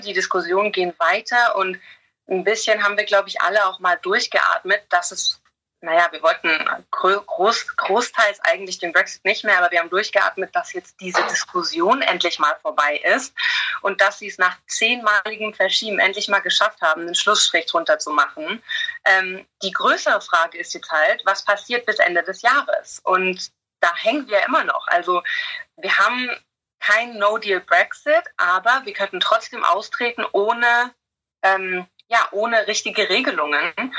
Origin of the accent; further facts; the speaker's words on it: Germany; now in England; Ich als Deutsche